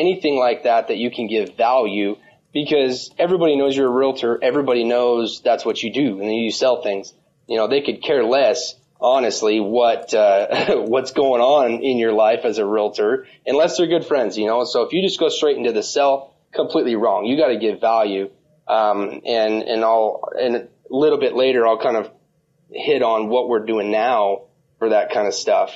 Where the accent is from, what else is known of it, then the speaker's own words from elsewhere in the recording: Las Vegas, Nevada, United States; I'm actually born and raised in Las Vegas.